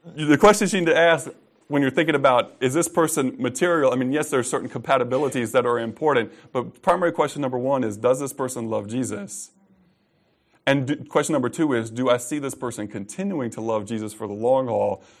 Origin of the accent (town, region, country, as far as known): United States